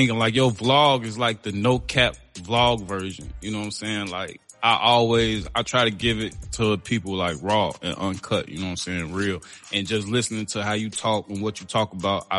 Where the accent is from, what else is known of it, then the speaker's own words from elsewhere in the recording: Chicago, Illinois, United States; I'm from Chicago